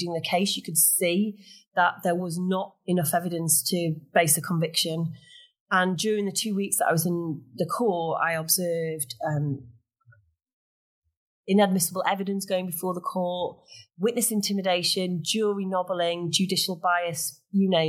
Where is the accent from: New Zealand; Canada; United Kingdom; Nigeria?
United Kingdom; Sheffield, Yorkshire and the Humber; now in Leeds, United Kingdom; I'm actually from Sheffield originally, but it seemed like a natural return home to Yorkshire